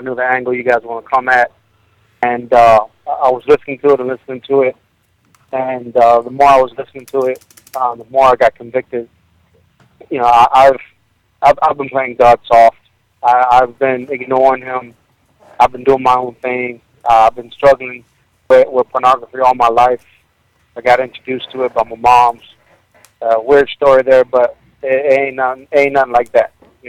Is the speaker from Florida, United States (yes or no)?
yes; Miami, Florida, United States; moved away as an adult; now in South Carolina, United States; I live in South Carolina, but I'm from Miami.